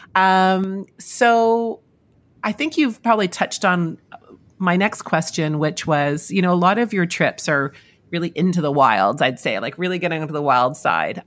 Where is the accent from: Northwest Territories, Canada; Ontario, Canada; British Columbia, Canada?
British Columbia, Canada; Victoria; I've known Maureen since school days, growing up in Victoria, British Columbia